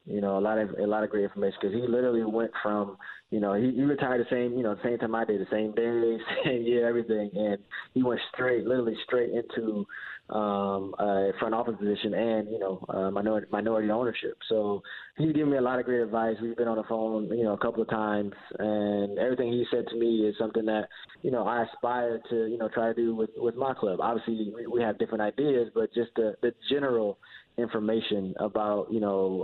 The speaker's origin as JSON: {"language": "English", "town": "Fort Wayne", "region": "Indiana", "country": "United States", "tie": "born or raised there", "moved": "yes", "said": "I'm from Fort Wayne, you know, where I came from, where I grew up."}